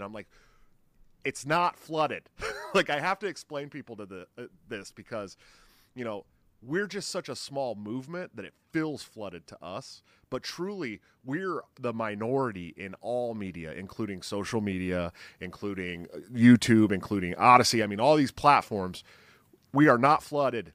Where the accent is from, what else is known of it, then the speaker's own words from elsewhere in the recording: California, United States; I grew up in California